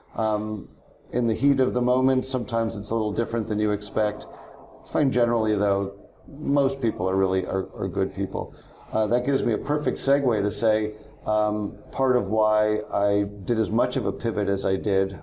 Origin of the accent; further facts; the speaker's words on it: New York area, United States; growing up in the New York area